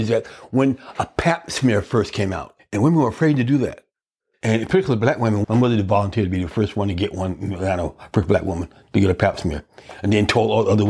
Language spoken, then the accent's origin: English; Atlanta, Georgia, United States; now in Philadelphia, United States; I grew up in Atlanta, Georgia in the 1950s